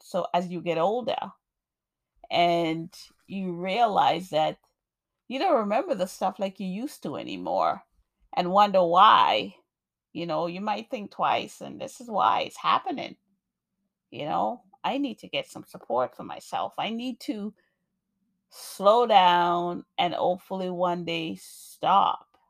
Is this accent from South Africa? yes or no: no; Jamaica; moved away; also born or lived in New York; I'm a poet, African American woman born in New York. I grew up in Jamaica, beautiful Jamaica, nice and warm